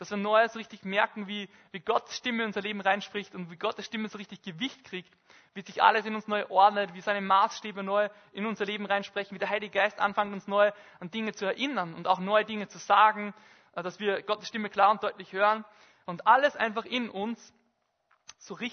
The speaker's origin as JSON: {"language": "German", "town": "Bad Goisern", "region": "Upper Austria", "country": "Austria", "tie": "born or raised there", "said": "in Bad Gäusern, in meinem Heimatort, ähm, am Saarstein, in einer Almhütte"}